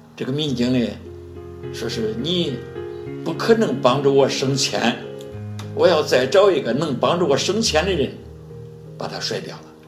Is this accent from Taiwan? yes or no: no; China; also born or lived in Zhengzhou; 作为一个中国人